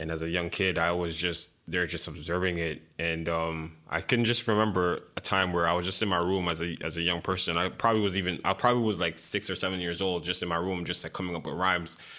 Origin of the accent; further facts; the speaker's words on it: Montreal, Quebec, Canada; growing up in Montreal